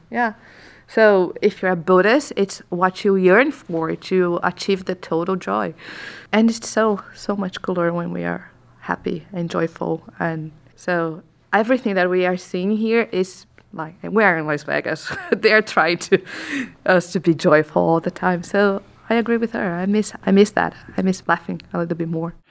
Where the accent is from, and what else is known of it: Brazil